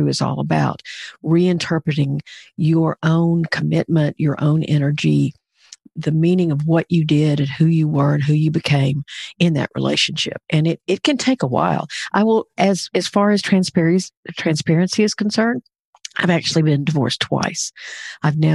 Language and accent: English; Pine Bluff, Arkansas, United States; I grew up in Pine Bluff, Arkansas